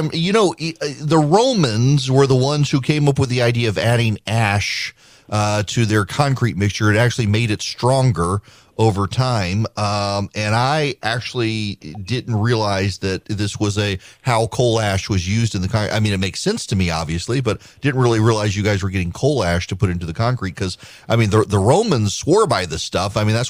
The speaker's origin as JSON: {"language": "English", "region": "Dubai", "country": "United Arab Emirates", "tie": "born or raised there", "said": "One of the highlights of my life as a kid growing up in Dubai was our class, our school only went up to ninth grade."}